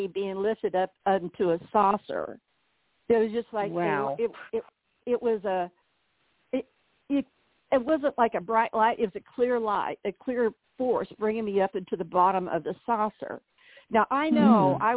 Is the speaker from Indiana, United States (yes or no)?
yes; Southern Indiana, United States; moved away as an adult; I'm from Southern Indiana, so all my family was up here